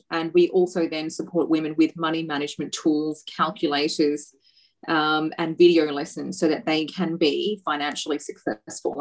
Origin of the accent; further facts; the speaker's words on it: Australia; I grew up here in Australia as as a you know, everyday, you know, patriotic Australian um, girl